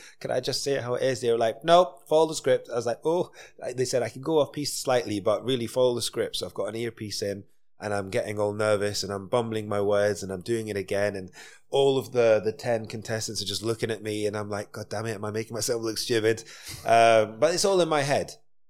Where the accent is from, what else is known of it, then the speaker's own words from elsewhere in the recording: Dundee, Scotland, United Kingdom; I'm from Dundee.